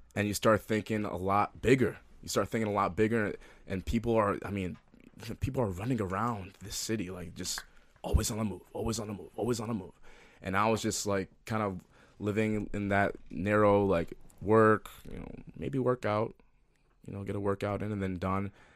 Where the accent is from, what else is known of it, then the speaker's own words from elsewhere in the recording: Minneapolis, Minnesota, United States; also born or lived in New Jersey; I love Minneapolis. I love, you know, you know, it's my hometown. I consider it my hometown. Although I was born in New Jersey and lived there for the first eight years of my life